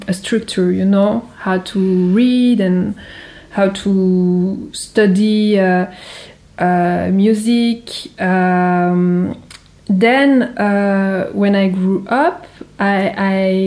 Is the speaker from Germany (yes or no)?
no; Geneva, Switzerland; my hometown in Geneva